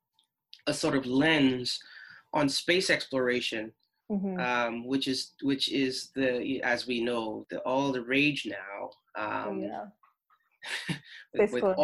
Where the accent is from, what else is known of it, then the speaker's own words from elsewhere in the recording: St. Lucia; moved away; The first formative years of my life, I grew up in St. Lucia